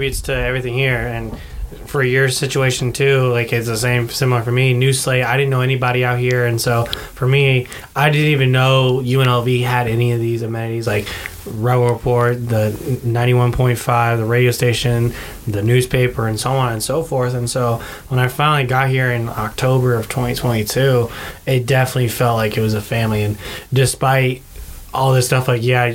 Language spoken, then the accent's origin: English; Bay Area, California, United States; moved away; I came from the Bay Area